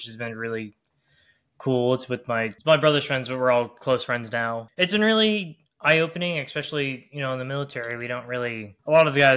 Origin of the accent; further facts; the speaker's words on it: Texas, United States; I'm from Texas, so it's all big churches.